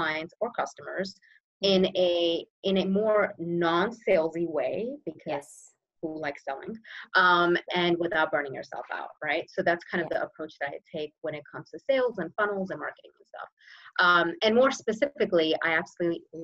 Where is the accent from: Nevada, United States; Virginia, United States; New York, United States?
New York, United States; New York City; also born or lived in Brooklyn; now in New Jersey, United States; originally I'm from New York, born in Brooklyn, raised in Queens